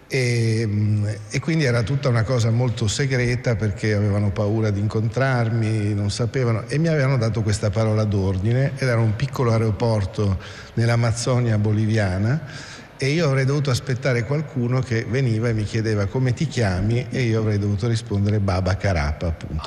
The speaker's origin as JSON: {"language": "Italian", "area": "Province of Pordenone", "region": "Friuli-Venezia Giulia", "country": "Italy", "also_born_or_lived": "Rome / Latin America / Russia", "moved": "yes", "said": "io sono friulano, insomma, sono, vengo da un piccolo paese qua proprio in provincia di Pordenone"}